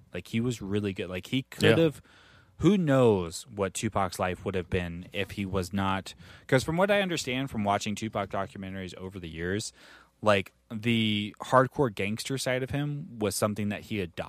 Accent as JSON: {"language": "English", "region": "New York", "country": "United States", "said": "Well, so like for me growing up, like, and I have two older siblings. I'm from New York. My dad was really into hip-hop."}